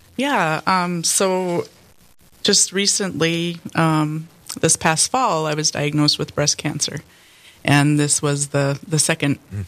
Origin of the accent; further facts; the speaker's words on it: Bismarck, North Dakota, United States; I grew up in Bismarck